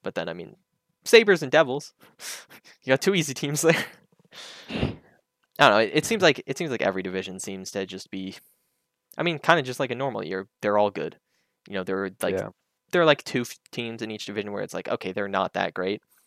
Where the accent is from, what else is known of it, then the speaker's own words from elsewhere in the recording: Canada; as a Canadian